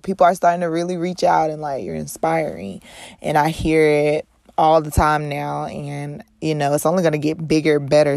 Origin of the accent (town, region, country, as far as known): North Carolina, United States; born or raised there; moved away